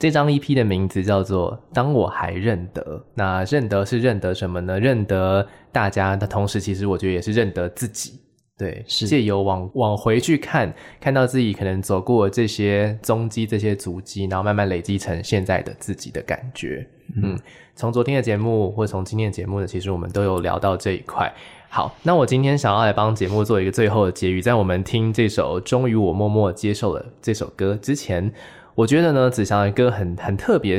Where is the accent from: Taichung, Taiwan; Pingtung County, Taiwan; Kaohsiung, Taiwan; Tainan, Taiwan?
Taichung, Taiwan; 台中，那我就是我也是台中人啊，对不对？